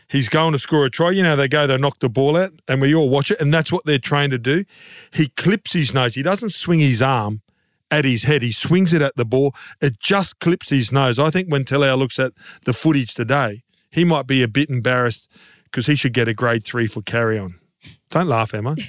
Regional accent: Queensland, Australia; as a Queenslander

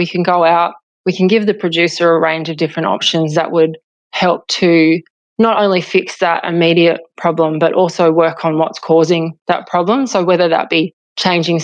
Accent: Hillston, New South Wales, Australia; now in Condobolin, Australia; having grown up on a mixed farming property, and I'm from Hilston out in Western New South Wales originally.

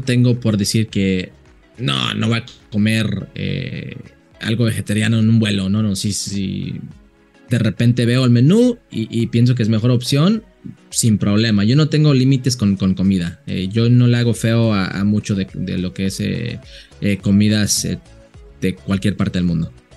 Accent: Las Vegas, Nevada, United States; moved away; also born or lived in Jalisco; mi ciudad natal, que es Las Vegas

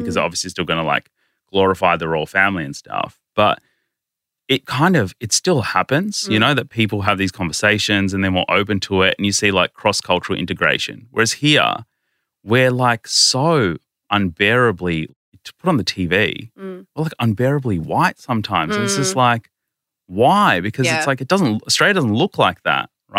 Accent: India; So like I'm Indian. But technically, my family comes from modern-day Pakistan, right? We come from that side of the border.

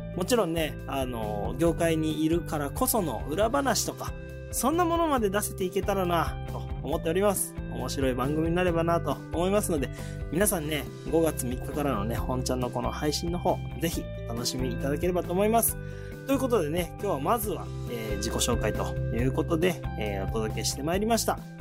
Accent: Shizuoka, Japan; えー私ね、えー静岡市清水区に生まれまして、えーそこでね、大学までね、ずっと、えー過ごしておりました

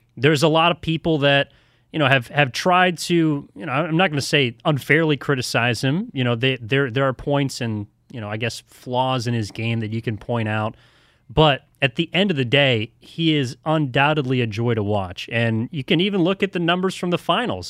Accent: El Cerrito, California, United States; I'm originally from the East Bay. Grew up in El Cerrito

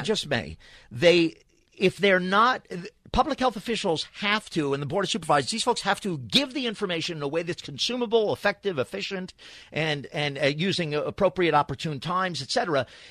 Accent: New York, United States; now in Los Angeles, United States; I grew up in New York, came here

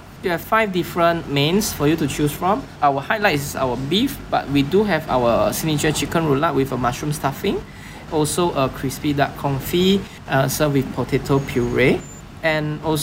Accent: Johor Bahru, Johor, Malaysia; I'm from Malaysia

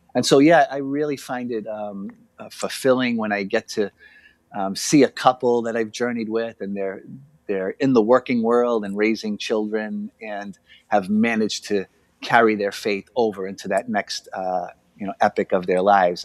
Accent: Boston, Massachusetts, United States; I'm from Boston, Massachusetts, and I grew up with the Franciscans

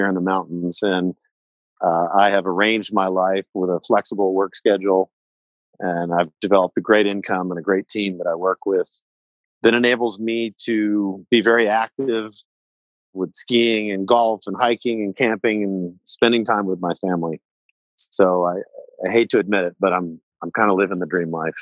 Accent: Houston, Texas, United States; now in Wyoming, United States; I grew up in a and uh, warm, humid Houston, Texas

